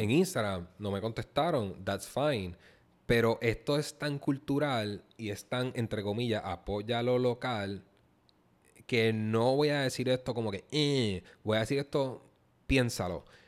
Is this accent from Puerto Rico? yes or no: yes; Puerto Rico; como puertorriqueño y creo en mi cultura